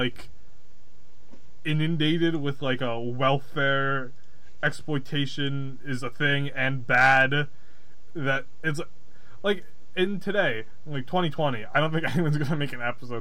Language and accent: English; New England, United States; I am a New Englander. I'm not from Rhode Island. But I'm from the general area.